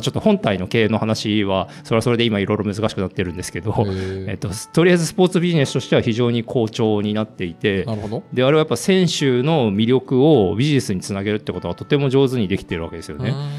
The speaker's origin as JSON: {"language": "Japanese", "region": "Tokyo", "country": "Japan", "tie": "born or raised there", "said": "生まれは東京で生まれ、はい、東京で育ってるんで"}